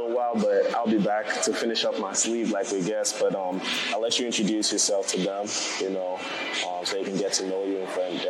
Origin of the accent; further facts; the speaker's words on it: Nigeria; moved away; I'm back from Nigeria.